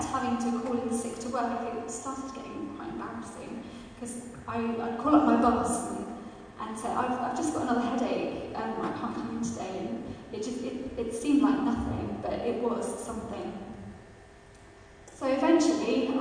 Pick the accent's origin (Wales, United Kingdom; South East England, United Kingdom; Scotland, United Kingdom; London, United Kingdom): South East England, United Kingdom; Kent; now in Leamington Spa, United Kingdom; I live in Leamington Spa, but I'm originally from Kent.